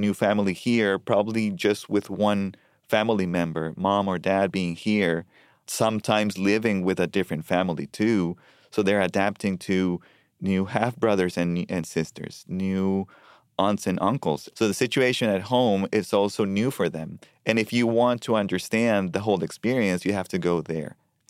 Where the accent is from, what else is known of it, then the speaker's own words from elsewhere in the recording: Colombia; now in Richmond, United States; You know, I immigrated in 2015 from Colombia to Richmond.